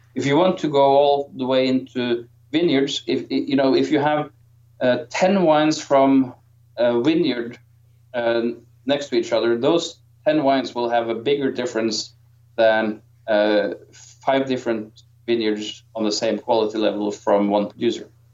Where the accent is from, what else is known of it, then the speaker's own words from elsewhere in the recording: Norway; I am from Norway